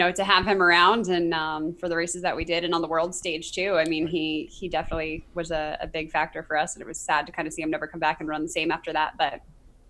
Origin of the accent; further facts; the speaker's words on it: Long Island, New York, United States; moved away; also born or lived in Louisville, Kentucky; I'm from Long Island